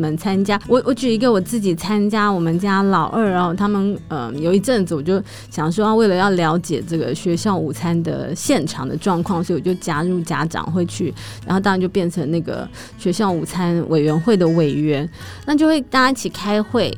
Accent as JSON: {"language": "Chinese", "region": "Taipei", "country": "Taiwan", "tie": "born or raised there", "said": "我这种在台北长大的人"}